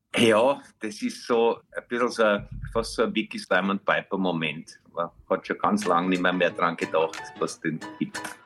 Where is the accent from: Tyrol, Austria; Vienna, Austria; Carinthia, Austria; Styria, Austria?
Vienna, Austria; ich bin in der Brigitte noch aufgewachsen